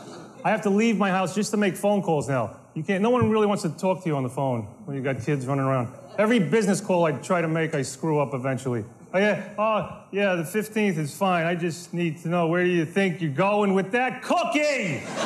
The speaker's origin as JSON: {"language": "English", "region": "New York", "country": "United States", "tie": "born or raised there", "said": "It's great to be back here in my hometown, New York."}